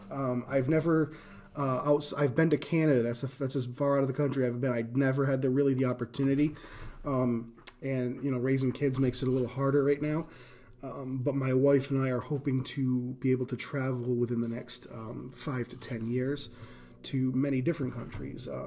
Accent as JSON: {"language": "English", "region": "Northeast", "country": "United States", "lives_now": "Indiana, United States", "said": "so coming to America, coming to Indiana, I come from the Northeast. I come from the inner city."}